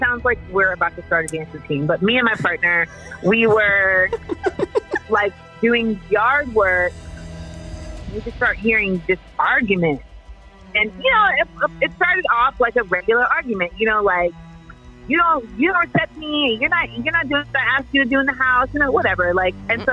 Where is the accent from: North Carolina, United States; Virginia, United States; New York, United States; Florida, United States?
Florida, United States; Orlando; moved away; I grew up in Orlando